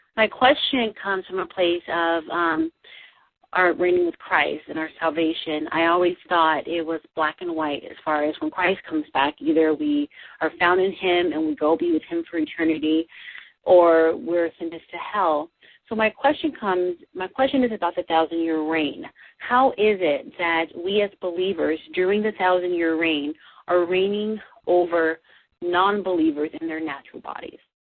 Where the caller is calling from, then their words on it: Los Angeles, California, United States; I'm calling from Los Angeles, California.